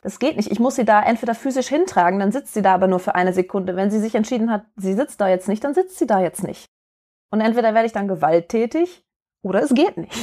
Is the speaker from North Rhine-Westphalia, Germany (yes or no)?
yes; Duisburg, North Rhine-Westphalia, Germany; moved away; ich bin auch aus Duisburg und bin jetzt wieder zu Hause sozusagen